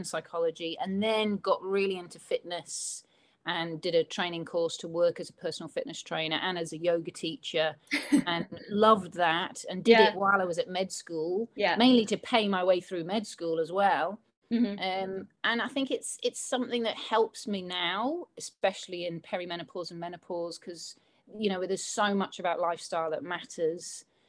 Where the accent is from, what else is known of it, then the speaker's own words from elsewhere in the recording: Liverpool, North West England, United Kingdom; accent: Scouse; And yes, I'm from Liverpool, which is what a Scouser is. Although I don't sound as Liverpudlian as I used to, unless I get drunk, and then I do.